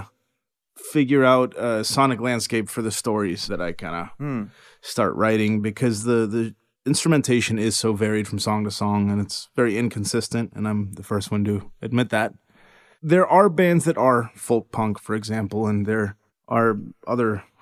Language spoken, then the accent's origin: English; Miami, Florida, United States; now in Central Texas, United States; I was born and raised in Miami, which is much different than the world I live in now.